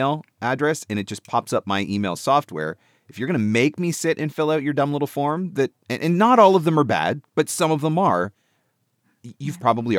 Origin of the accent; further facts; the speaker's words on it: Canada; as a Canadian